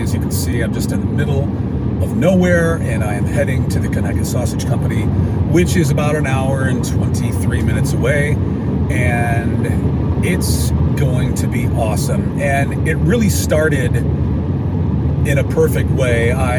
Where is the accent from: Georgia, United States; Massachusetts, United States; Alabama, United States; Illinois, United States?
Alabama, United States; Alabaster; from Alabaster, Alabama. Can't you tell by my accent?